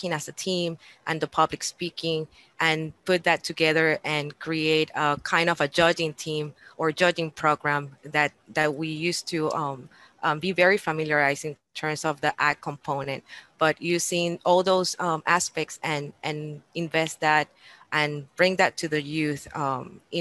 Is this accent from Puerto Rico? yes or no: yes; Puerto Rico; moved away as an adult; also born or lived in Florida / Texas; now in Indiana, United States; I'm native from Puerto Rico